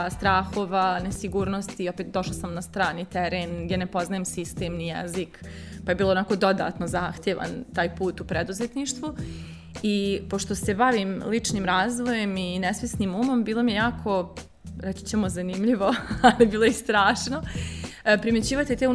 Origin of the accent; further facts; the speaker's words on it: Bosnia & Herzegovina; accent: Bosnian; also born or lived in Belgrade, Serbia; now in Vienna, Austria; ja sam 2018. živjela sam tad u Beogradu a inače ja ako čujete naglasak iz, Bos, iz Bosne sam.